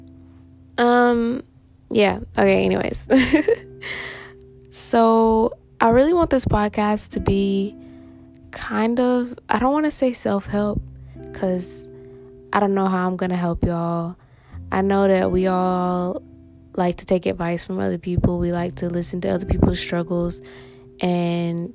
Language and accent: English; Nashville, Tennessee, United States; now in Massachusetts, United States; I'm from Nashville, Tennessee, currently living in Massachusetts